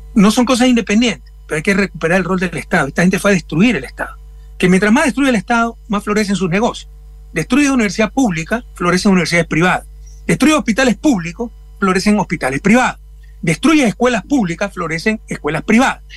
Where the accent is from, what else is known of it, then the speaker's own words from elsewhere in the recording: Guayaquil, Guayas, Ecuador; moved away; Mi ciudad natal, Guayaquil, está entre las 24 más violentas del mundo